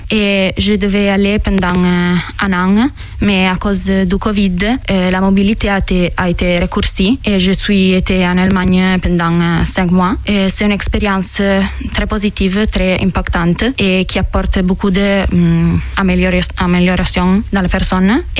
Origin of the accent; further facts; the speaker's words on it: Mondovì, Piedmont, Italy; French is a second language; moved away as an adult; now in France; Je viens d'Italie, euh, d'un village qui s'appelle Mondovi, dans la province de Cuneo, dans le nord de l'Italie. C'est un village de 25 000 habitants, euh, près des Alpes. Et je suis ici depuis le 10 janvier